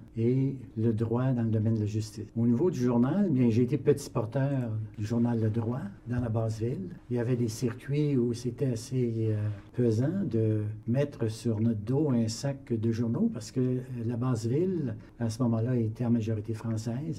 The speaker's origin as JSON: {"language": "French", "town": "Ottawa", "region": "Ontario", "country": "Canada", "tie": "born or raised there", "also_born_or_lived": "Hull, Quebec / Trois-Rivières, Quebec / Toronto, Ontario / Calgary, Alberta", "said": "J'ai grandi dans la basse ville d'Ottawa"}